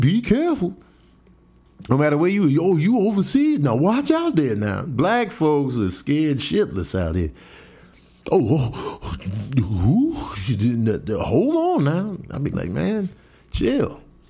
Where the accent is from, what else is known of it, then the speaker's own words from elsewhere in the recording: El Paso, Texas, United States; Yeah, El Paso.